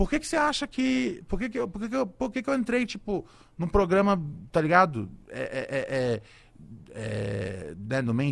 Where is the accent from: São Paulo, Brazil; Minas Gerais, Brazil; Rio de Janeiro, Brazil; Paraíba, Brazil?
Rio de Janeiro, Brazil; born there; eu nasci no. Eu nasci no Complexo do Alemão, especificamente ali no Morro do Adeus.